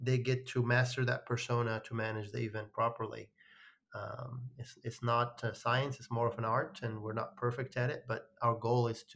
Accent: Morocco; moved away; I grew up in Morocco

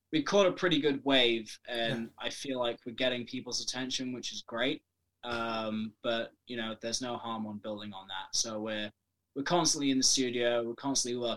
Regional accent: Welsh, Wales, United Kingdom; I'm also Welsh as well

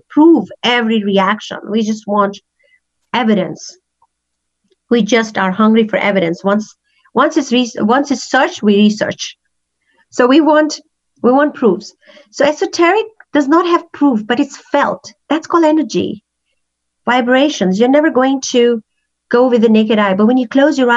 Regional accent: Pakistan; English is a second language; also born or lived in Kenya; now in Calgary, Canada; growing up in Pakistan

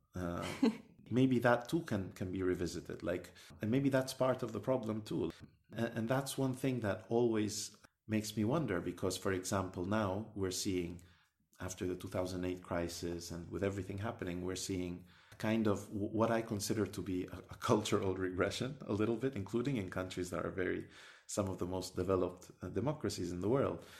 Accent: Sudan; moved away; I come from Sudan, uh, originally

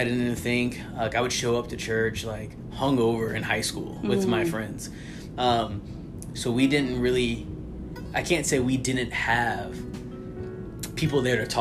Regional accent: St. Louis, Missouri, United States; moved away as an adult; now in Arizona, United States; I was born and raised in St. Louis, Missouri

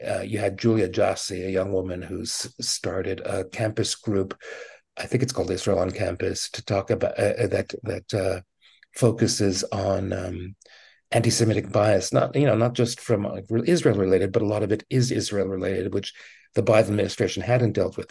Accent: Montreal, Quebec, Canada; moved away; I grew up in Montreal.

